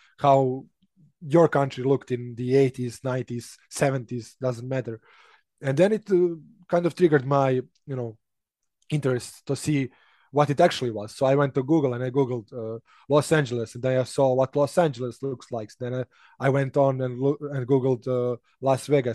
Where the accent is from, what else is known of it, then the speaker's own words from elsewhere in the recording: Serbia; English is a second language; I started learning English when I was 5, which is really young when you compare it to other Serbs